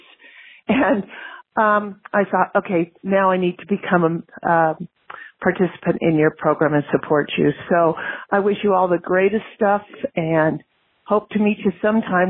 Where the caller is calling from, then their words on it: Nevada, United States; I'm calling from Nevada.